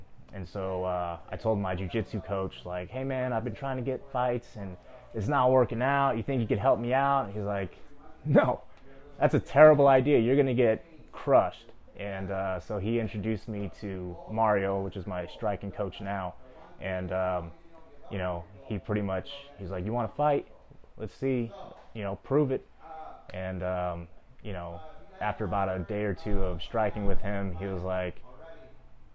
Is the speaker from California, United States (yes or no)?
yes; San Bernardino, California, United States; also born or lived in Los Angeles, California; I was raised, born and raised in San Bernardino, moved out to LA as a teenager.